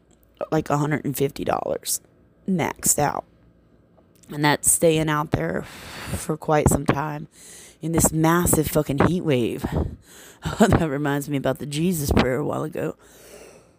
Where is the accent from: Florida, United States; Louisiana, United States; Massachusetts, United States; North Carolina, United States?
Louisiana, United States; Baton Rouge; that's what I love about my hometown. People could talk shit about Baton Rouge